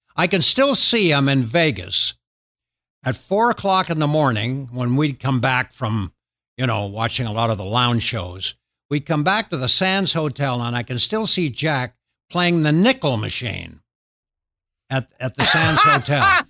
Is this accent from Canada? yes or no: yes; Canada; moved away as an adult; now in United States; I'm a Canadian